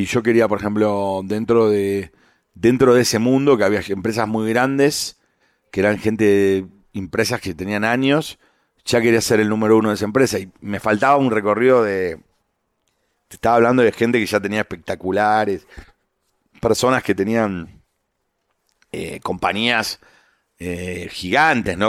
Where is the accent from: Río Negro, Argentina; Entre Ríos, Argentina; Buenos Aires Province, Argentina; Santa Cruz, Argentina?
Buenos Aires Province, Argentina; San Isidro; yo nací en Buenos Aires. Eh, nosotros vivíamos en, San Isidro, que son en la provincia de Buenos Aires